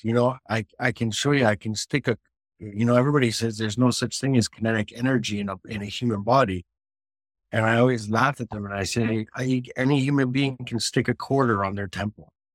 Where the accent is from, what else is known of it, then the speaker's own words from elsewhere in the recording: Canada; now in United Kingdom; everything I'm doing in the United Kingdom as the Canadian guy